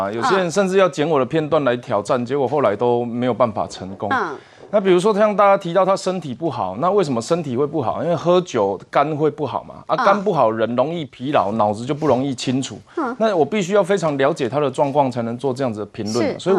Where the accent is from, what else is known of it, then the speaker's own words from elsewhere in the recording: Taiwan; 是我是台湾人，我监护台湾的主权，但是我走比较保守的路线。